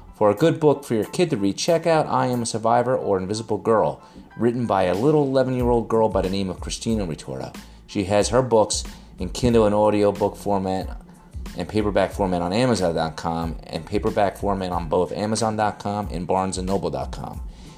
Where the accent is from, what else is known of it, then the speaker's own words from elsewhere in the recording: New Jersey, United States; I'm from New Jersey, so we're on the same time zone.